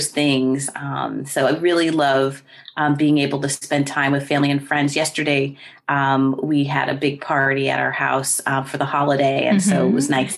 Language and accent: English; New Jersey, United States; moved away as an adult; I was born and raised in New Jersey in the United States